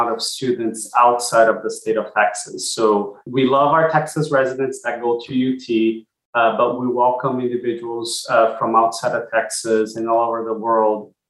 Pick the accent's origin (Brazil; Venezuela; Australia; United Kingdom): Brazil; now in Austin, United States; I'm originally from Brazil, and my dad lives there